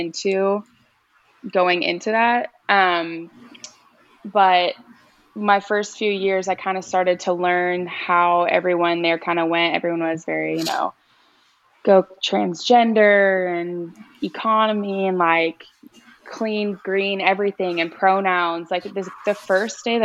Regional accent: Northern California, United States; moved away; also born or lived in Oregon; I was raised in California, Northern California, though, up close to the Oregon border

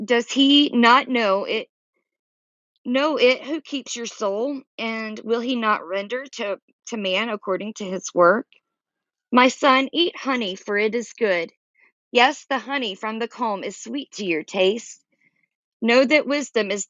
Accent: Georgia, United States; also born or lived in Florida / North Carolina / South Carolina; I'm a Southerner. I grew up in Georgia, lived in Florida. I've lived in North Carolina and South Carolina

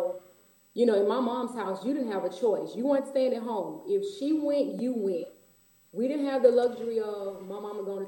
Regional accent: Houston, Texas, United States; Houston, Texas, born and raised all my life, never lived any place else.

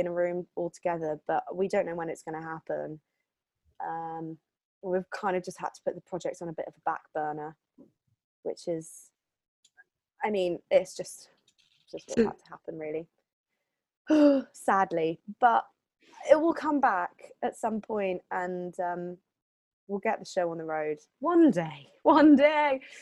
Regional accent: Hertford, East of England, United Kingdom; also born or lived in Switzerland / London; I grew up near Hartford

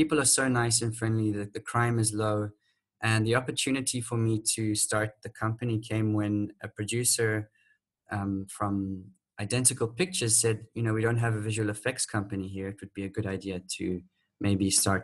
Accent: Manicaland, Zimbabwe; moved away as an adult; also born or lived in South Africa / United Kingdom; now in Mauritius; I grew up with them and their family with my biological sister in Zimbabwe.

